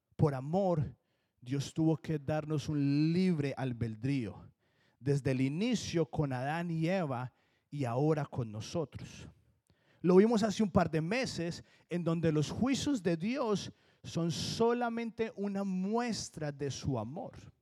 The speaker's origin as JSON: {"language": "Spanish", "country": "Colombia", "accent": "Colombian", "moved": "yes", "lives_now": "New Jersey, United States", "said": "sigo teniendo el acento de colombiano"}